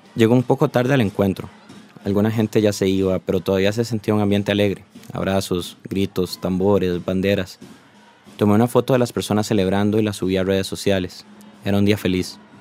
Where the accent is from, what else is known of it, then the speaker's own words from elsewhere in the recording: Costa Rica; como tico que soy